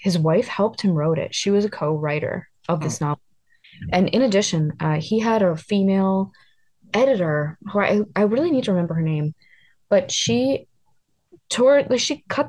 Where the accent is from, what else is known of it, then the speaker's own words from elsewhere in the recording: East Coast, United States; I grew up on the East Coast